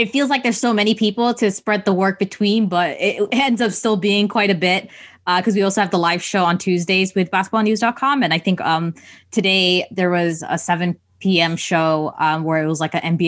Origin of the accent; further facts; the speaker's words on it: Toronto, Ontario, Canada; I'm from Toronto